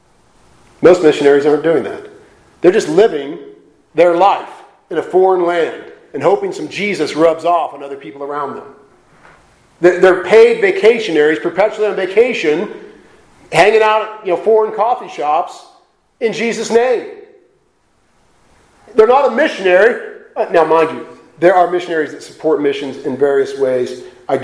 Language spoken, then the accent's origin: English; Portland, United States; I'm from Portland